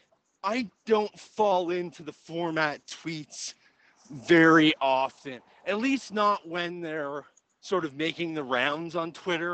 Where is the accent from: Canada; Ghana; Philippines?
Canada; I am the token Canadian of the show